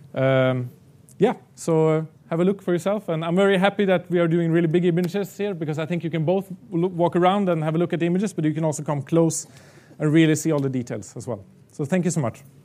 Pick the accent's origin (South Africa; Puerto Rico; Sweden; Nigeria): Sweden; moved away as an adult; now in Prague, Czech Republic; now I live in Prague and Czech Republic, I come back to Sweden to the areas where I grew up